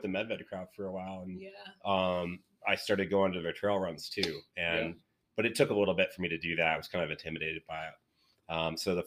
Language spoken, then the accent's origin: English; Pennsylvania, United States; moved away; I'm from Pennsylvania